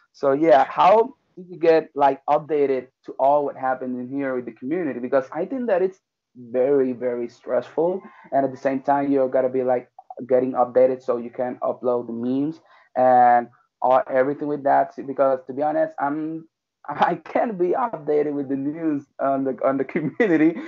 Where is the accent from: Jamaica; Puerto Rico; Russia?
Puerto Rico; I'm from Puerto Rico